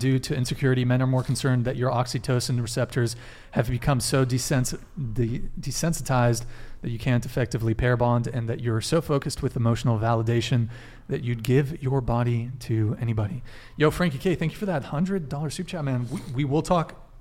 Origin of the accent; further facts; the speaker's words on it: Santa Barbara, California, United States; I grew up in Santa Barbara.